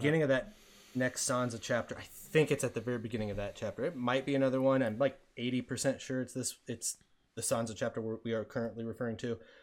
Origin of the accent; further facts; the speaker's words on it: United States; we're American.